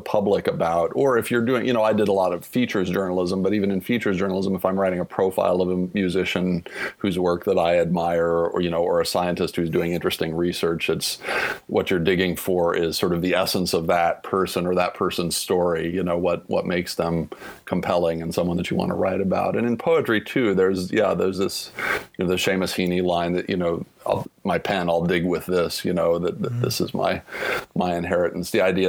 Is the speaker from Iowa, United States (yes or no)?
no; Topeka, Kansas, United States; moved away as an adult; Washburn is, you know, three blocks from the house I grew up in.